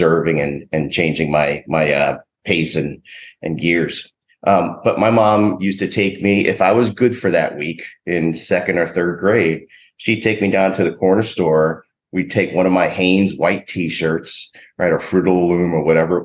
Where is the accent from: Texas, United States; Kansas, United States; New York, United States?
New York, United States; New York City; moved away; I'm from Queens, New York